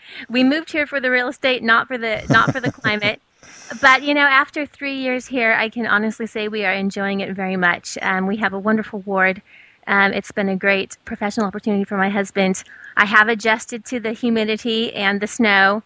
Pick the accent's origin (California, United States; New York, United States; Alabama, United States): California, United States; Southern; also born or lived in Provo, Utah / Porto, Portugal / San Diego; in Southern California